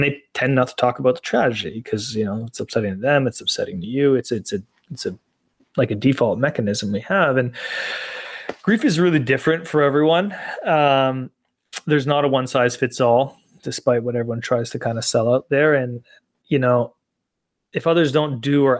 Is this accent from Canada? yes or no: yes; Canada; I grew up playing hockey in Canada